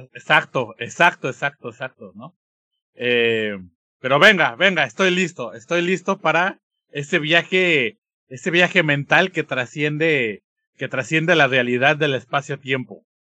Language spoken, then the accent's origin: Spanish; Mexico; nuestra esencia como mexicanos